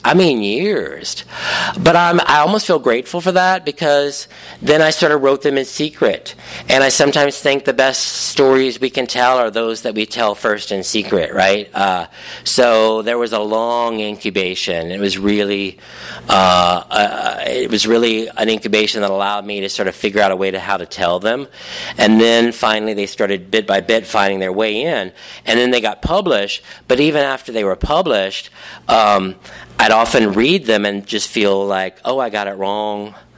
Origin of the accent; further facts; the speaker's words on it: Cajun, Louisiana, United States; I am Cajun